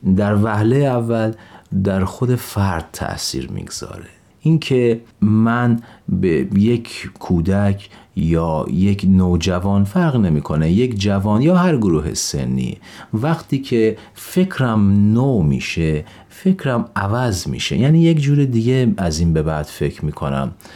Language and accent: Persian; Gonbad-e Kavus, Golestan, Iran; من در یک شهر شمالی در ایران به دنیا آمدم گنبد کاووس در یک خانواده بهایی پدر و مادر هر دو بهایی در یه همچین خانواده به دنیا آمدم